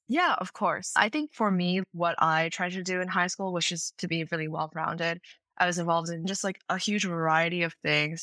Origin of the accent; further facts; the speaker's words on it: Princeton Junction, New Jersey, United States; I am from Princeton Junction, New Jersey. I attended a prestigious public high school in the area